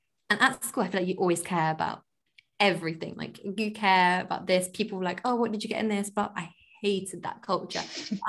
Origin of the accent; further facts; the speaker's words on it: India; now in London, United Kingdom; So I'm Indian and my religion is Hindu.